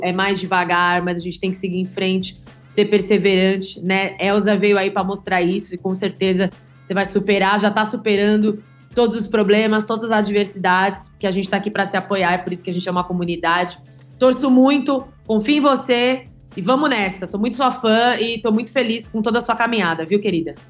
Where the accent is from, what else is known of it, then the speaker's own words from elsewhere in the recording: São Paulo, Brazil; eu sou paulistana